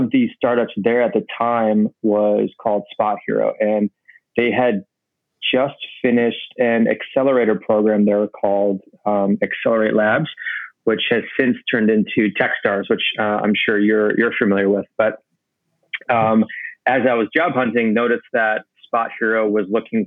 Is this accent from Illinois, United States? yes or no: yes; Normal, Illinois, United States; moved away as an adult; also born or lived in Chicago, Illinois; now in New York, United States; born and raised in the Midwest, in a town called Normal, Illinois